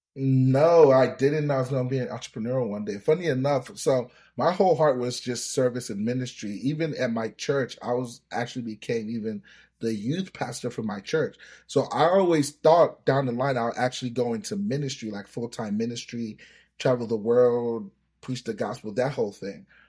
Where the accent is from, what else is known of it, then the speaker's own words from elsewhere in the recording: United States; first language Yoruba; English is a second language; also born or lived in Nigeria; I, I grew up in America. I've been here for twenty years, but my early years were in Nigeria. So I came here when I was seven years old